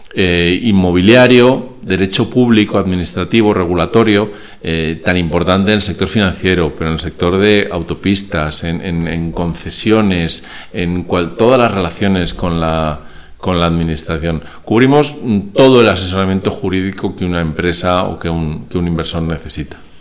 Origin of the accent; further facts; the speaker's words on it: Spain; also born or lived in Venezuela; yo soy mitad español y mitad venezolano